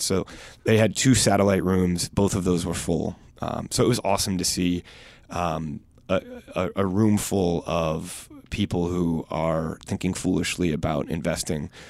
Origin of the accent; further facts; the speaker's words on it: United States; as an American